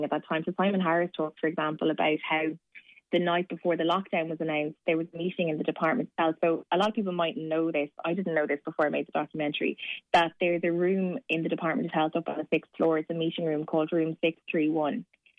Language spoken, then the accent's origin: English; Waterford, Munster, Ireland; also born or lived in Cork; Well, I was born in Cork and raised in Waterford. So my mom is Cork and dad's Waterford. My parents live in Waterford, but I always have to say I'm from both.